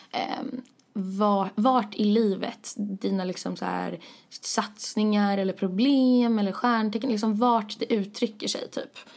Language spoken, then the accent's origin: Swedish; Sweden; Det betyder egentligen ingenting med tanke på att vi är från Sverige.